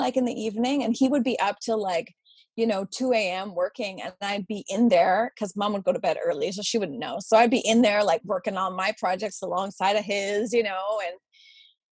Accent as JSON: {"language": "English", "town": "Ottawa", "region": "Ontario", "country": "Canada", "tie": "born or raised there", "moved": "as an adult", "lives_now": "Nova Scotia, Canada", "said": "I grew up in Ottawa"}